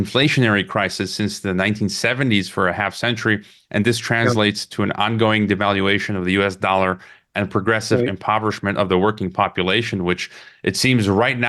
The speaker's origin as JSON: {"language": "English", "region": "Illinois", "country": "United States", "moved": "yes", "said": "I'm originally from Illinois"}